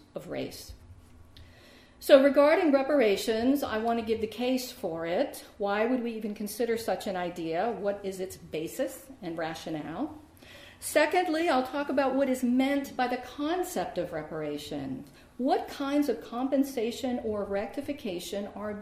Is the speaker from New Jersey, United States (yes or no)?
no; Richmond, Virginia, United States; I grew up in Richmond, Virginia, which has for decades been a majority African-American city